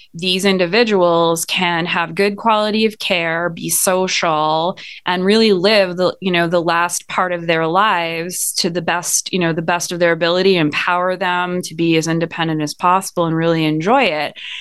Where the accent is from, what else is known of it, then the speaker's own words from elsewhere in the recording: Montreal, Quebec, Canada; moved away as an adult; now in United States; I am originally from Montreal, Canada